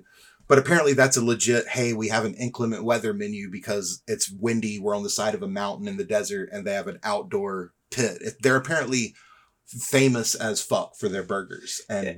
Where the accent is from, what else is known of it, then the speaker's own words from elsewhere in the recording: the South, United States; moved away; I come from the South